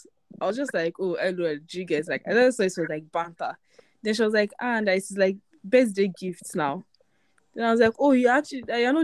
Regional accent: Ikorodu, Lagos, Nigeria; I'm from Ikorodu.

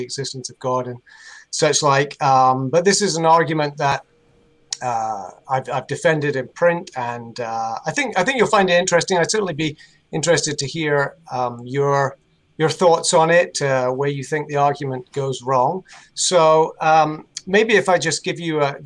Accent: United Kingdom; moved away as an adult; now in Charlotte, United States; you can probably tell from my accent, I'm not from North Carolina. I'm from United Kingdom. Moved here 10 years ago

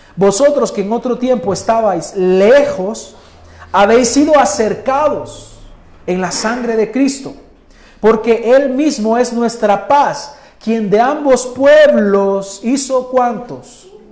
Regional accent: El Salvador; nosotros, los salvadoreños, que nos gustan las pupusas y la gallina asada

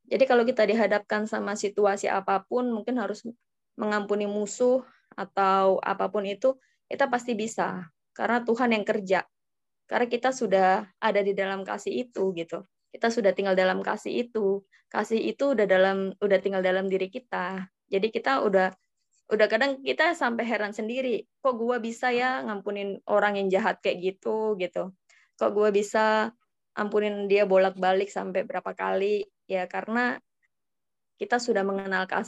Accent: Surabaya, East Java, Indonesia; Ya, kalau uh, saya dari Surabaya.

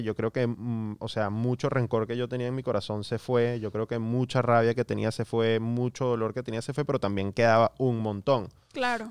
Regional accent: Miami, Florida, United States; yo crecí acá en Estados Unidos, a los 10 años me mudé a, Miami

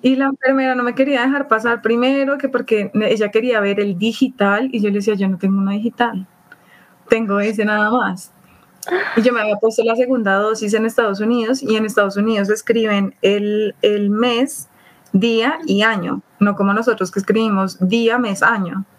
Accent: Bogotá, Colombia; soy de acá de Bogotá, Colombia

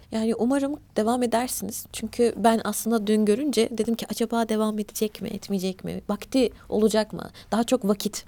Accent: Turkey; also born or lived in Eskişehir / Black Sea Region (family origin); burada doğduk büyüdük biz. Ailem göç ederek gelmişler. Biz Karadenizliyiz.

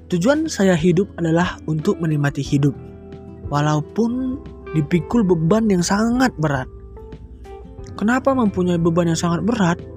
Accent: North Sumatra, Indonesia; Asal saya dari Sumatera Utara, tepatnya di Kabupaten Karo.

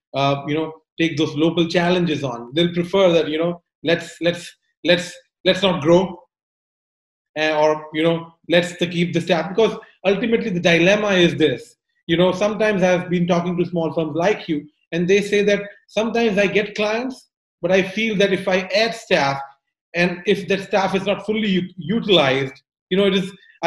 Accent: India; moved away; I'm originally from India

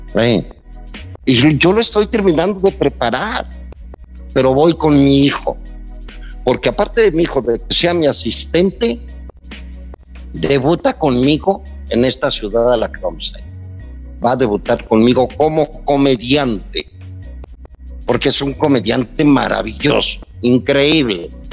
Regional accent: Mexico; me convertí en uno de los mejores declamadores de México

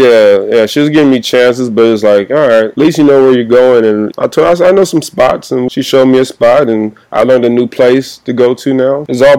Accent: Compton, California, United States; Yeah, I'm from Compton.

